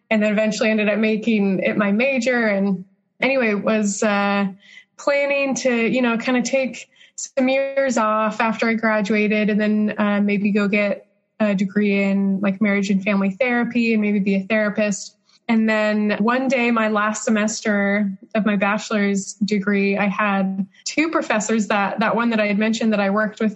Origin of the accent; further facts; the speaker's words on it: Utah, United States; also born or lived in Arizona; I grew up in Utah, went to Brigham Young University for my undergraduate